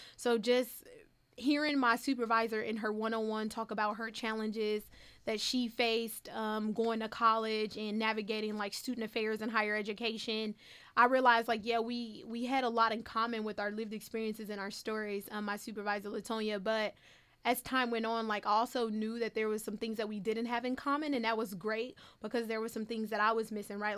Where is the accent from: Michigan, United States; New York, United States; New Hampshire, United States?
Michigan, United States; Detroit; I grew up in an urban neighborhood